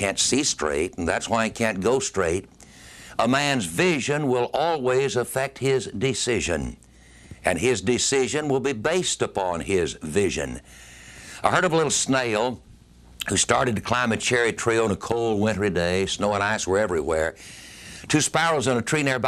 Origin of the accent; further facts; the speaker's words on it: United States; our country, America